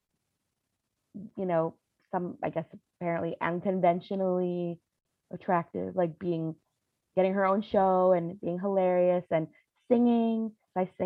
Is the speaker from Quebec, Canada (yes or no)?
no; Ottawa, Ontario, Canada; moved away; also born or lived in Toronto; I grew up in Ottawa, and then we moved to Toronto.